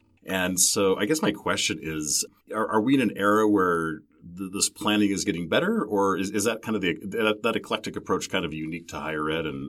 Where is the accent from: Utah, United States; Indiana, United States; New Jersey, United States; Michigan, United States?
Utah, United States; I grew up in Utah. I'm a graduate of the University of Utah.